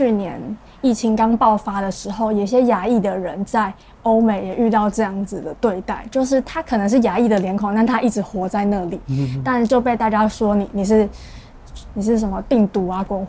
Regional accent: Taipei, Taiwan; now in Kaohsiung, Taiwan; 但我家确实是在我老家，真的在万华附近。

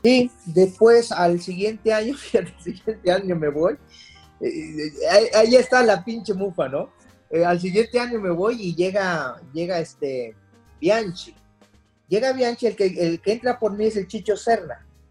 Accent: Mexico; como mexicano

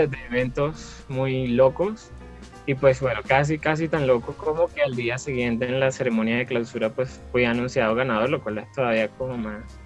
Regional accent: Venezuela; moved away as an adult; now in Bogotá, Colombia; emigré de Venezuela

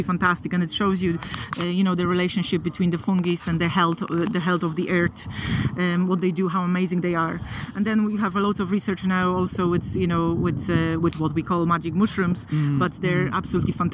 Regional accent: Poland; moved away; I'm from Poland originally

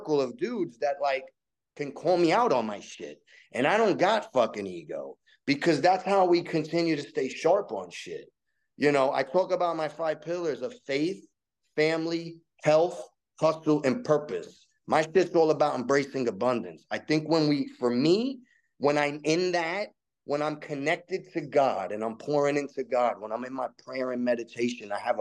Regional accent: New York City, New York, United States; also born or lived in Staten Island, New York; I was born 1979 in the Lower East Side of Manhattan, a neighborhood called Little Italy, bro. And on my corner, I grew up around the corner from the punk rock CBGB

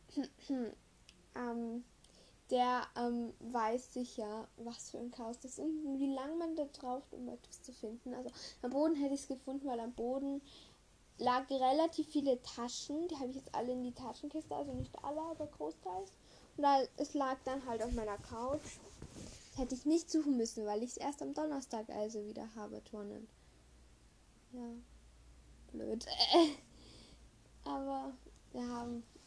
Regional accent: Vienna, Austria; bei uns in Wien

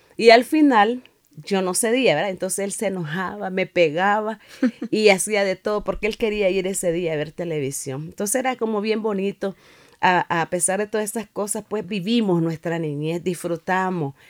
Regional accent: Nicaragua; now in Managua, Nicaragua; al tiempo regresé a mi pueblo

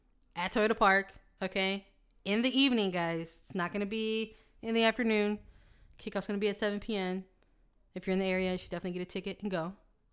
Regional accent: Australia; I am the Australian.

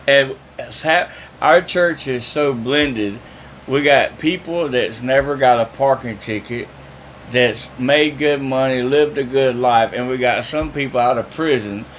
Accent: Jacksonville, United States; I went home to Jacksonville after 20 years

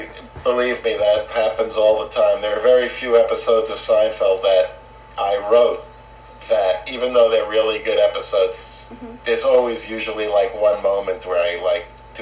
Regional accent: New York, United States; now in Santa Monica, United States; I grew up in New York. Oh, what part? Queens.

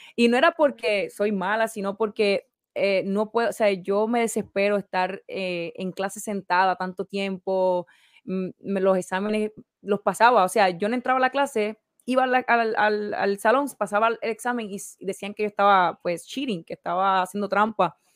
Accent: Orocovis, Puerto Rico; nací en Puerto Rico, en el campo, Orocovis. Me crié

